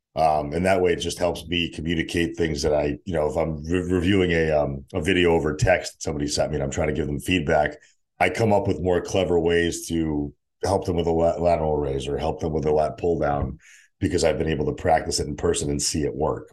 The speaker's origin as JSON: {"language": "English", "town": "Cheshire", "region": "Connecticut", "country": "United States", "tie": "born or raised there", "also_born_or_lived": "Saint Petersburg, Russia / New Haven, Connecticut / Stamford, Connecticut", "moved": "as an adult", "lives_now": "San Diego, United States", "said": "Cheshire, where I grew up, and then moved back down"}